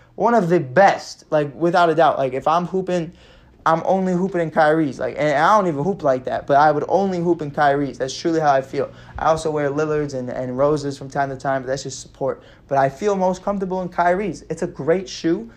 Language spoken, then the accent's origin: English; Chicago, Illinois, United States; growing up in Chicago